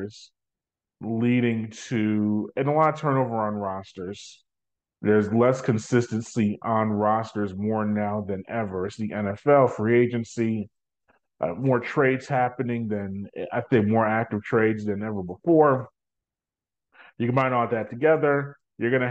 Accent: New York City, New York, United States; also born or lived in Nashville, Tennessee; now in Atlanta, United States; I was born and raised in New York City, so I still call myself a New Yorker

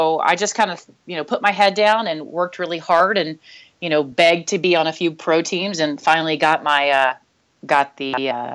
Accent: Nashville, Tennessee, United States; I grew up in the Southeast in Nashville

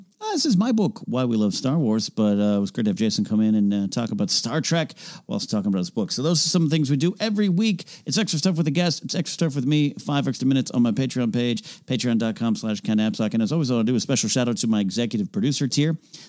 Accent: Arroyo Grande, California, United States; Arroyo Grande, California, my hometown

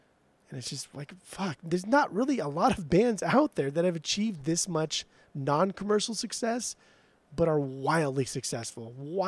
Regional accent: Southern California, United States; growing up in Southern California with the surf rock, with kind of like the name-age, not specifically the age, but calling things, how we just call everything dude.

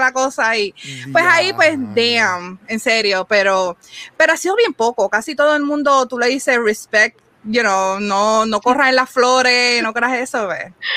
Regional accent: Puerto Rico; nosotros decíamos Puerto Rico

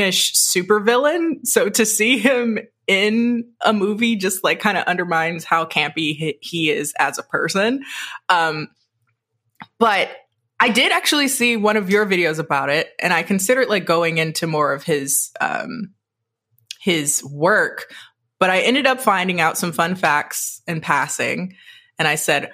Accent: Michigan, United States; born and raised in Michigan

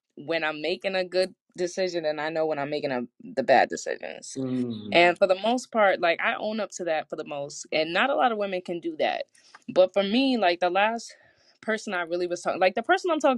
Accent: New England, United States; I'm from New England

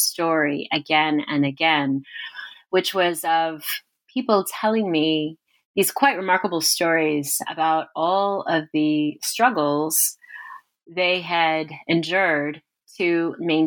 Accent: Corpus Christi, Texas, United States; moved away as an adult; also born or lived in Moscow; I'm from Corpus Christi, Texas. And that's quite important because I grew up 150 miles from the Mexican border.

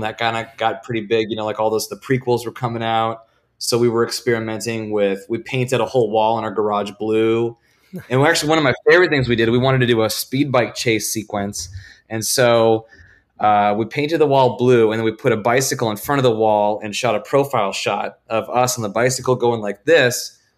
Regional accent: Vancouver, Washington, United States; moved away as an adult; I am from Vancouver, Washington

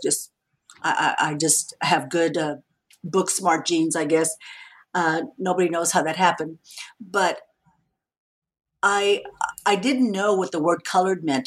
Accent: San Antonio, Texas, United States; I'm a Mexican American woman. I grew up in San Antonio, Texas

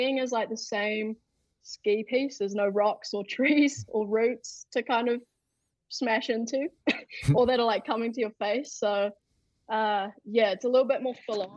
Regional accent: Queenstown, Otago, New Zealand; in my hometown, Queenstown

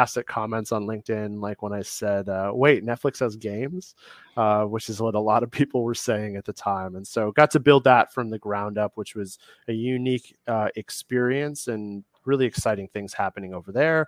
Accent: Midwest, United States; I'm from the Midwest

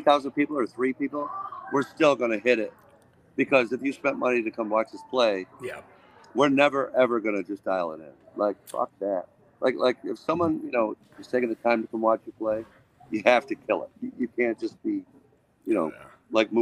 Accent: Watertown, New York, United States; I grew up in Watertown, New York.

